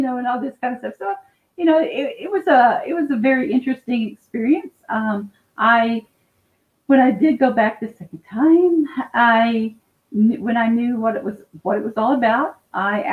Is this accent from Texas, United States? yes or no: yes; Dallas, Texas, United States; now in Fort Worth, United States; I'm out of Fort Worth, Texas. I was born and raised in Dallas